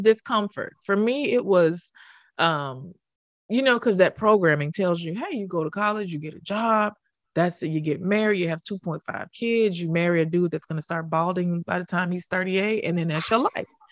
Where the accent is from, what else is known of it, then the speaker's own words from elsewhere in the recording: Memphis, Tennessee, United States; moved away as an adult; also born or lived in Harlem, New York; I already knew them from my hometown